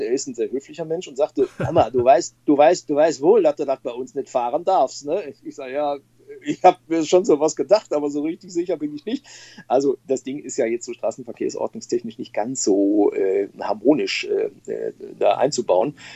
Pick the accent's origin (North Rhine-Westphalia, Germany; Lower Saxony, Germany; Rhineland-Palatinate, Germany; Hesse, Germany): North Rhine-Westphalia, Germany; Bochum; now in Stolberg, Germany; Ich bin äh, überzeugter Ruhrgebietler und ich komme aus Bochum